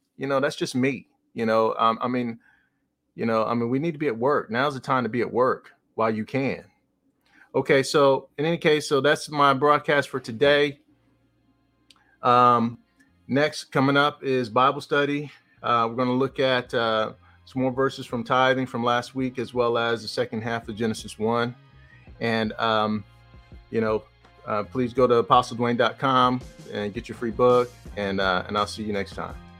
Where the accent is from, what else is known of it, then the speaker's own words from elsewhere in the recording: New Jersey, United States; I'm from New Jersey